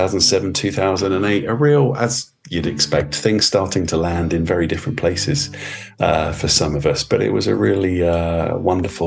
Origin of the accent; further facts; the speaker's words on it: Luton, East of England, United Kingdom; my hometown, which was Luton